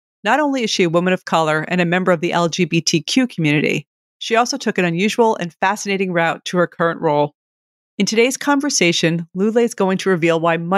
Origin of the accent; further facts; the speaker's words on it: New York City, New York, United States; well, as a New Yorker, I'm happy to hear that.